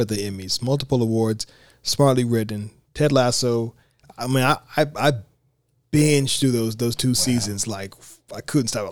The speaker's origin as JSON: {"language": "English", "country": "United States"}